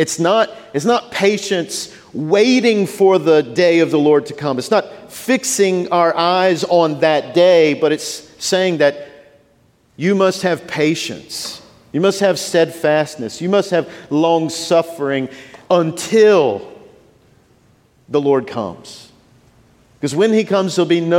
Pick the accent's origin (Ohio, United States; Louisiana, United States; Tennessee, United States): Louisiana, United States; Shreveport; moved away as an adult; now in New Orleans, United States; I grew up in Shreveport